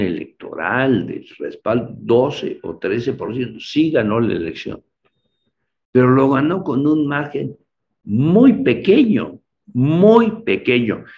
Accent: San Cristóbal de las Casas, Chiapas, Mexico; Yo soy de San Cristóbal

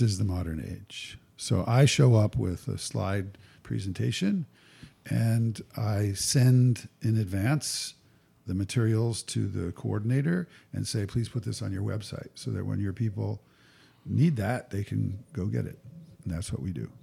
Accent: New Jersey, United States; I was raised in North Jersey

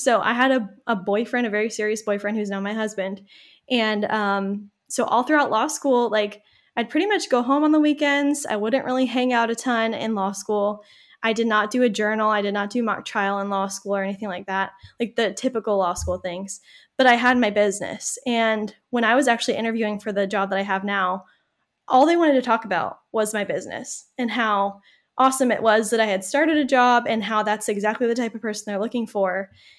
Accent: Malden, United States; a small little town in the suburbs. It is growing a little bit. Like it's getting bigger. That's my hometown. And I actually got a job doing marketing for the city of Malden.

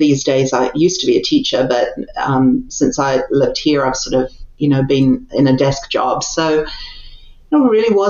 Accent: Christchurch, Canterbury, New Zealand; moved away as an adult; also born or lived in England / Japan / Seoul, South Korea; now in United States; I was actually born in England and lived in England until I was 9. And then my family emigrated to New Zealand, which is really the place that I call home.

